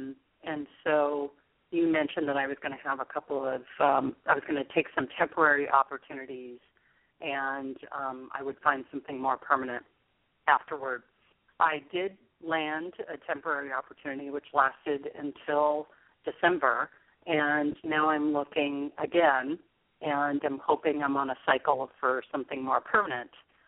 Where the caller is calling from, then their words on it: San Jose, California, United States; I'm calling from San Jose.